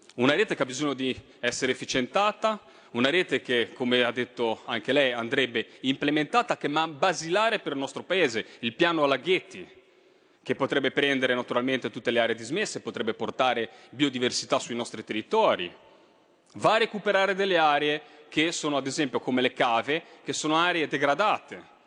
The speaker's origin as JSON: {"language": "Italian", "region": "Liguria", "country": "Italy", "said": "lo dico da Ligure"}